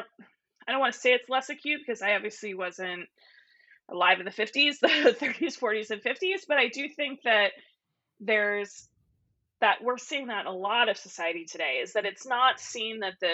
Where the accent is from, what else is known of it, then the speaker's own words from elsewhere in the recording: Arizona, United States; I grew up in Arizona, you know, around my house, we have, you know, all of these things that speak to the Mexican culture that I grew up with. Not that I am Mexican, but that was part of my, you know, like, I grew up in Arizona.